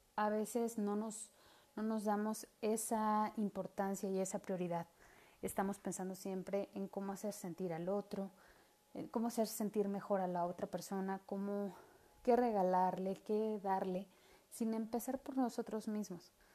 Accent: Mexico; como buena mexicana

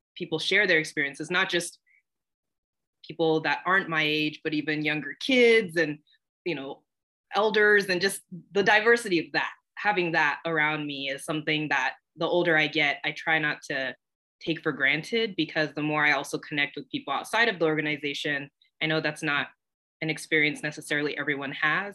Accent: Corona, California, United States; moved away as an adult; also born or lived in San Bernardino, California; now in Cambridge, Massachusetts, United States; originally, I grew up in Southern California, born in San Bernardino, but raised in a small, nice bed city called Corona

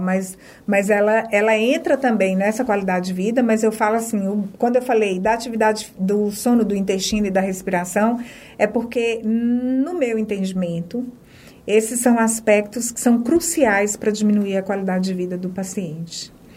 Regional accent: Minas Gerais, Brazil; moved away as an adult; now in Feira de Santana, Brazil; Sou de Minas, né? É, sou mineira, na realidade hoje eu sou baianeira

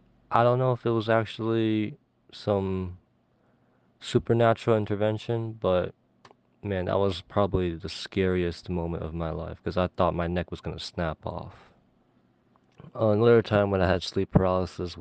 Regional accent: California, United States; I'm from California

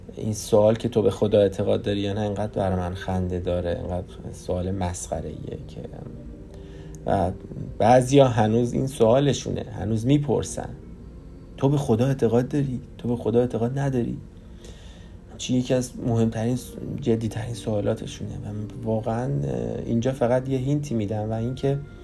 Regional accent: Iran; moved away as an adult; now in Canada; من خودم رو ترکیبی نمیدونم چون من تو ایران بزرگ شدم

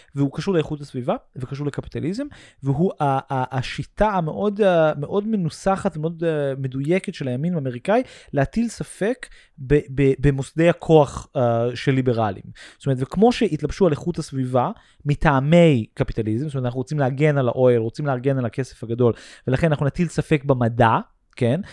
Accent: United States; Hebrew is a second language; moved away; סוג מאוד מסוים של אפליה שרק אני וכמה אמריקאים נוספים חווינו בחיים שלנו

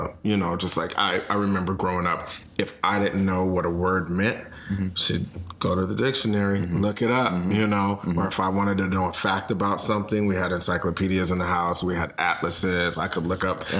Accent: Minneapolis, Minnesota, United States; we are from Minneapolis, Minnesota

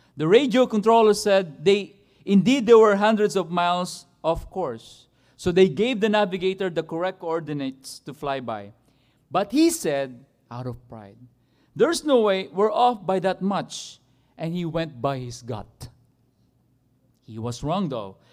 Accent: Philippines; I'm a Filipino

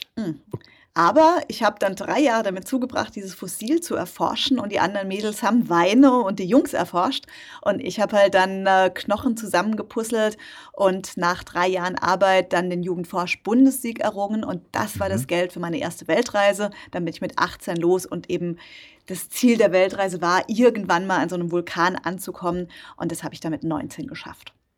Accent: Rhineland-Palatinate, Germany; in der Nähe von meinem Heimatort stattfand, in der Pfalz bin ich geboren

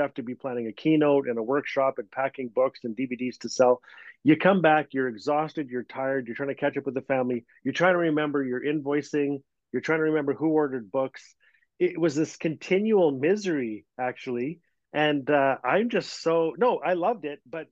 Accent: Fort Smith, Northwest Territories, Canada; Fort Smith, my hometown

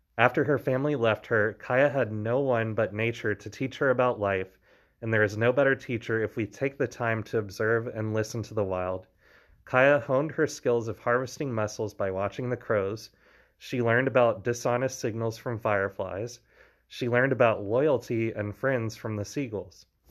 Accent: Louisiana, United States; I grew up in Louisiana

